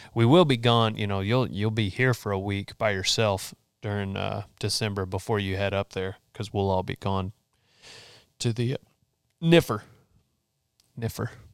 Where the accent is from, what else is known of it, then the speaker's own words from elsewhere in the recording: Memphis, Texas, United States; also born or lived in College Station, Texas / Huntsville, Texas; I grew up in Memphis and, uh, Memphis, Texas